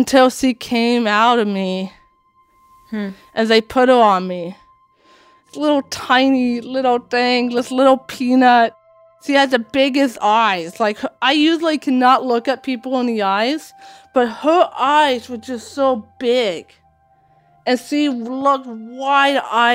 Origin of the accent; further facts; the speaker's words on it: Washington, United States; English is a second language; also born or lived in Latvia; I came to Washington State